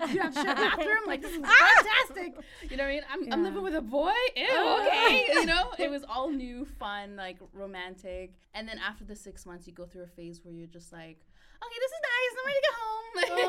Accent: Canada; moved away as an adult; now in United Kingdom; My parents were immigrants. I'm first generation. Mm. I grew up in the projects, so we're like the hood.

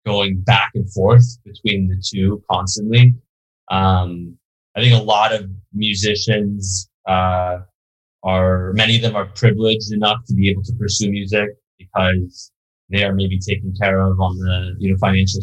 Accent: Beverly Hills, California, United States; also born or lived in New York; I was born in New York, but I grew up in Beverly Hills

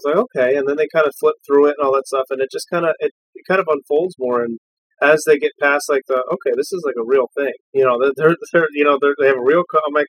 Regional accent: Erie, Pennsylvania, United States; from the Erie area where we're from

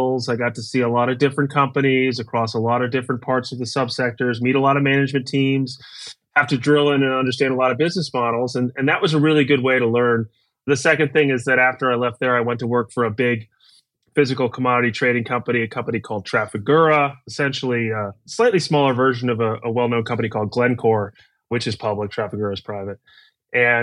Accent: New York City, New York, United States; moved away as an adult; also born or lived in Texas / Kentucky; I'm originally from New York City, where I still live today, although spent about a decade in between in the middle of the country.

